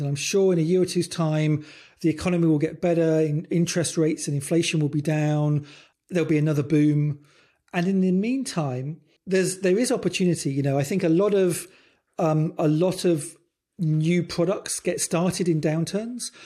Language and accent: English; United Kingdom; I'm British